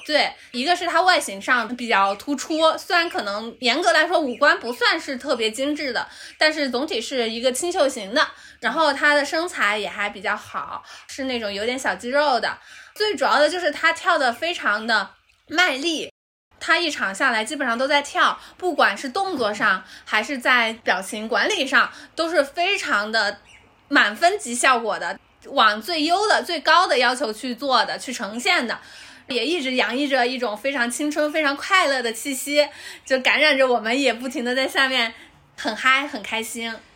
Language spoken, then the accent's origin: Chinese; Hunan, China; moved away; 我作为一个湖南人